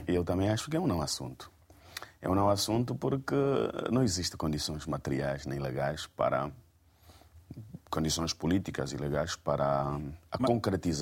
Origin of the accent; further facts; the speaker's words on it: Angola; enquanto angolanos